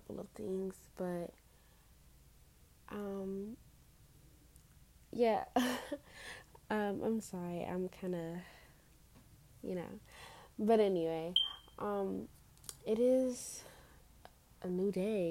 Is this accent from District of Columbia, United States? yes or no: yes; Washington, District of Columbia, United States; I'm from Washington, D.C. I'm 16 years old